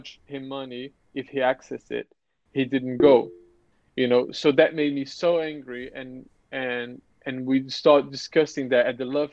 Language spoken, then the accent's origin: English; Brazil; English is a second language; moved away as an adult; now in London, United Kingdom; I'm Brazilian. I'm living in London for 5 years now.